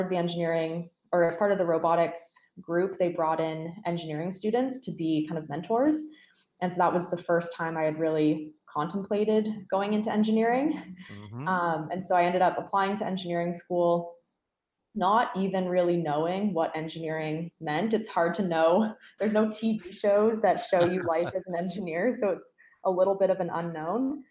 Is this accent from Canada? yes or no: yes; Stratford, Ontario, Canada; growing up in Stratford, I was very involved in the arts community there, um, still am